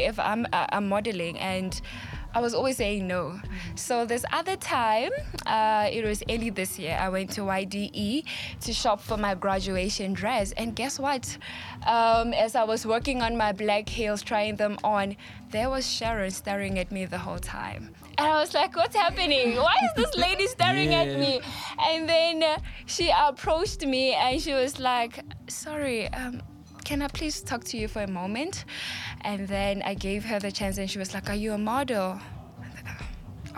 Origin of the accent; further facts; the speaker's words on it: Taung, North West, South Africa; also born or lived in Bram Fischer, Soweto; now in Johannesburg, South Africa; I grew up in a rural area called Taung, and then I moved to the side.